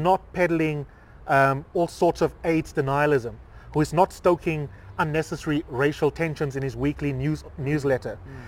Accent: South Africa; we are South African

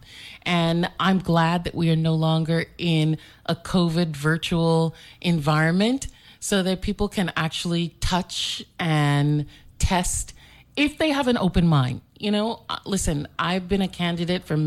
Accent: New York, United States; also born or lived in St. Croix, U.S. Virgin Islands; I was born and raised in Brooklyn

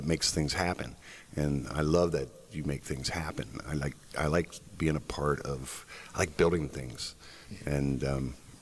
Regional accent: Jefferson County, West Virginia, United States; also born or lived in Shepherdstown; I'm from Jefferson County. My family goes back in Jefferson County to the 1760s, I believe. Grew up here.

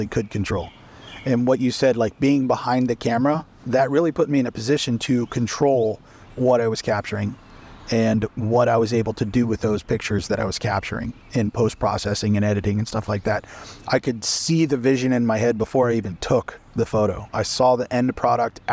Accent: Pittsburgh, Pennsylvania, United States; also born or lived in Seattle, Washington / Illinois; now in Georgia, United States; I was born and raised in Pittsburgh, Pennsylvania

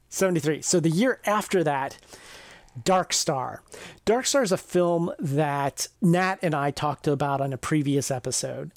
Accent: near the Ohio River, Ohio River Valley, United States; I grew up near the Ohio River

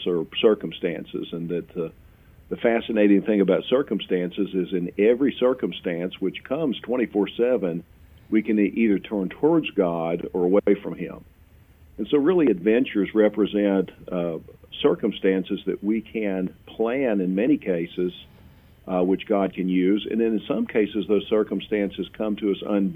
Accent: Louisville, Kentucky, United States; also born or lived in Campbellsville, Kentucky; I'm a native Kentuckian. I grew up in Louisville.

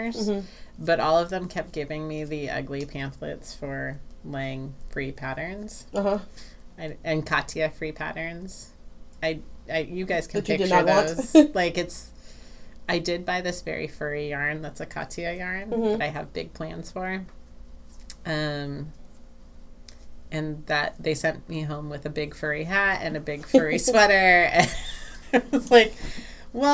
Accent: United States; being an American

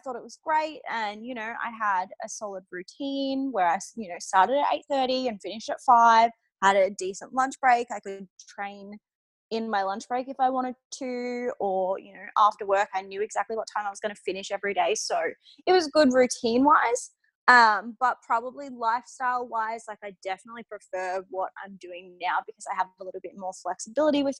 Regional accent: Humevale, Victoria, Australia; moved away as an adult; now in Brisbane, Australia; I'm from Melbourne actually originally. So my family is still there in Melbourne, in the outskirts of Melbourne, in a town called Hume Vale

